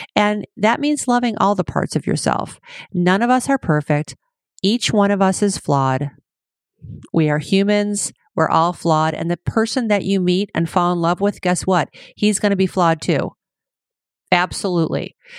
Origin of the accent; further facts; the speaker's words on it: Cleveland, Ohio, United States; also born or lived in Chicago, Illinois; now in California, United States; I was born in Cleveland, lived in Chicago most of my life, And now here I am in California